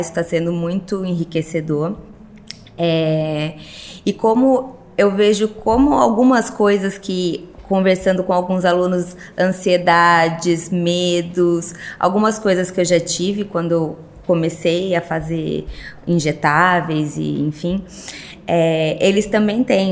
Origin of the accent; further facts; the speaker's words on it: Sorocaba, São Paulo, Brazil; also born or lived in Rio de Janeiro; sou de Sorocaba, nasci em Sorocaba, fiz minha formação na PUC São Paulo, que também é Sorocaba